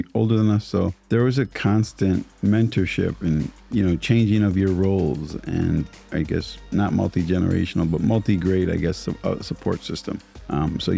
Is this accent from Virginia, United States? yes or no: no; St. Paul, Minnesota, United States; I grew up on the east side of St. Paul